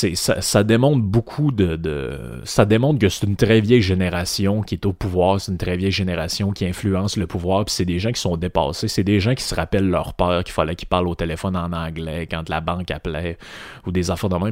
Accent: Quebec, Canada

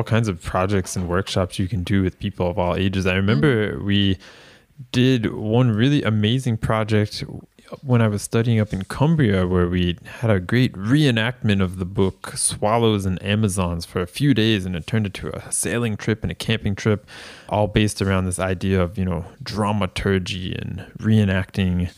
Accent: Florida, United States; my home state of Florida

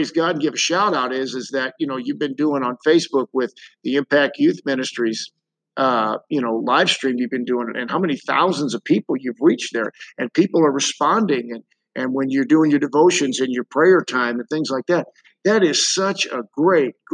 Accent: St. Louis, Missouri, United States; people from my hometown of St. Louis

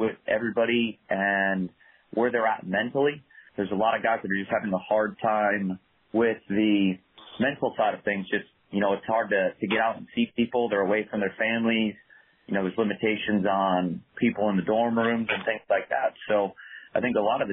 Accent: Hudson, Ohio, United States; I'm originally from Hudson, Ohio, which is just north of Akron

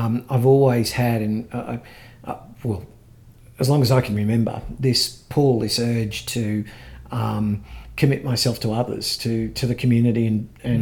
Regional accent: Ipswich, Queensland, Australia; I grew up here in Ipswich, attended school here

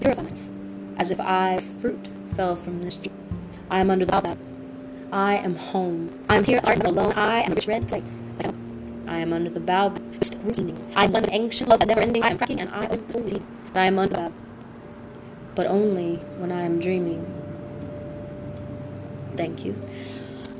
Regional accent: United States; I am from right here

